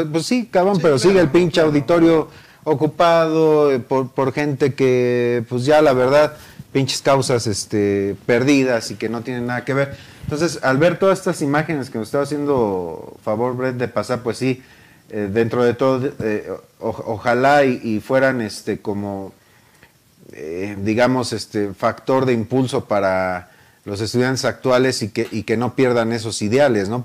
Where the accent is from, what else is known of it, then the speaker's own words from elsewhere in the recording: Mexico; soy mexicano